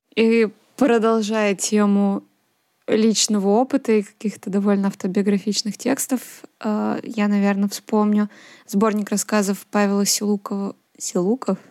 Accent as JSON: {"language": "Russian", "town": "Nizhny Novgorod", "region": "Nizhny Novgorod Oblast", "country": "Russia", "tie": "born or raised there", "said": "о Нижнем Новгороде, да, моем родном городе"}